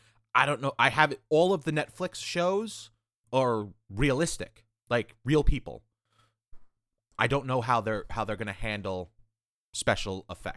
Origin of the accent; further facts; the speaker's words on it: New York, United States; I'm a Spider-Man fan because I'm from New York.